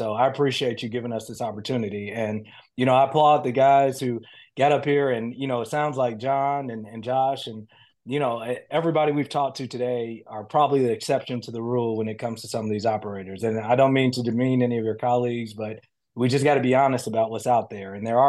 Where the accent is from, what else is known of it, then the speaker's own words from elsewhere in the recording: Chicago, Illinois, United States; But I grew up in Chicago on the South Side. I may not talk like it, and people may think I grew up somewhere else.